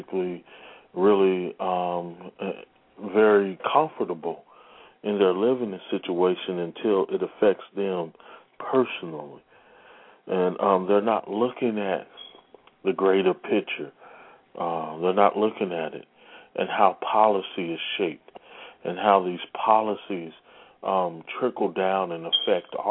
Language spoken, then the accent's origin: English; St. Louis, Missouri, United States; my hometown, St. Louis, Missouri